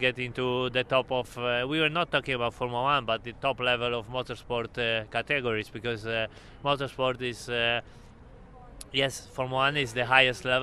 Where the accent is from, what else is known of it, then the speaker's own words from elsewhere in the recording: Krakow, Lesser Poland, Poland; center of the town where I was born in Krakow